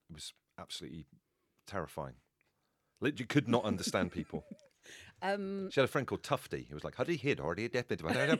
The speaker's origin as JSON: {"language": "English", "town": "Brixham", "region": "South West England", "country": "United Kingdom", "tie": "born or raised there", "also_born_or_lived": "Liverpool", "said": "Well, I was born in Liverpool but grew up in Devon, so I'm kind of quite street. I'm really quite street. I don't really have an accent. I grew up in Brixham."}